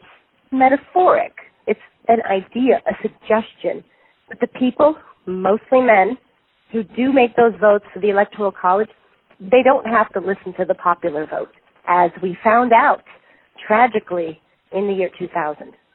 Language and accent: English; New York, United States; also born or lived in Long Island / Brooklyn; I grew up in New York, some of those years on Long Island, some of them a little north of the city, and some of those years in Brooklyn